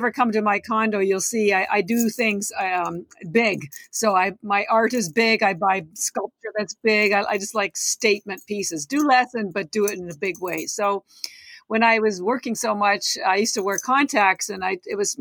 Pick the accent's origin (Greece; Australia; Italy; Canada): Canada; now in Boston, United States; I'm Canadian. I've lived in Boston 30 years